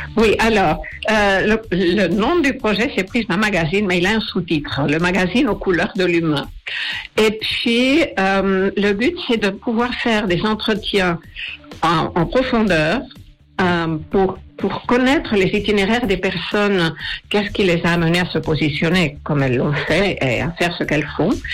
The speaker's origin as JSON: {"language": "French", "country": "Spain", "moved": "yes", "said": "J'ai été journaliste pendant presque 25 ans, surtout à la télé en Espagne, je suis espagnole"}